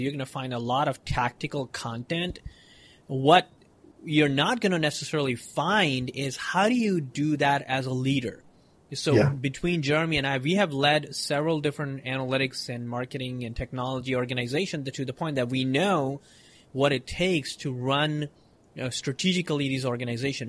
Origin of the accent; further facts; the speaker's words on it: Mumbai, Maharashtra, India; moved away as an adult; I was born in India in Mumbai and uh, you know big city and all those craziness, a lot of people. And I grew up there.